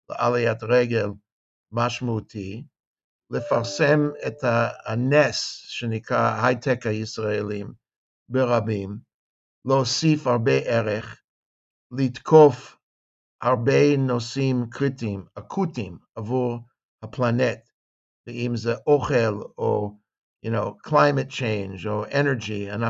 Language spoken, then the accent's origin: Hebrew; Los Angeles, California, United States; also born or lived in San Diego; now in Jerusalem, Israel; אני מישהו שגדל בחוץ לארץ, אני גדלתי בקליפורניה. נולדתי בסן דייגו, גדלתי בלוס אנג'לס, למדתי גם Mocha Berkeley, go Bears.